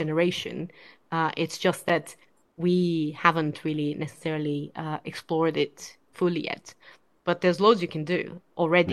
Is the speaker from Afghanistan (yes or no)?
no; Brazil; moved away; I'm originally from Brazil